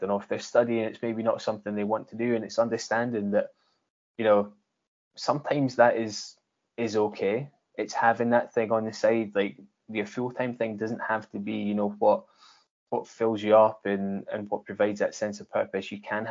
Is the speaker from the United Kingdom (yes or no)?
yes; Scotland, United Kingdom; we grew up in Scotland